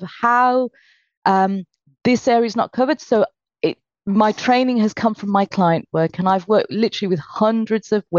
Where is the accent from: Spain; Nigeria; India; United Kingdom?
United Kingdom; I was born in Britain, although my parents were from Calcutta.